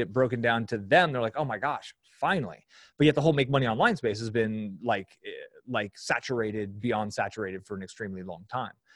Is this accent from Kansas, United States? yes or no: no; San Francisco Bay Area, California, United States; I grew up in the San Francisco Bay Area.